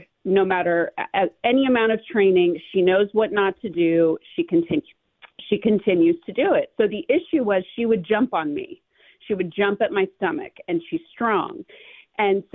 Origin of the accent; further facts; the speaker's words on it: California, United States; I grew up in California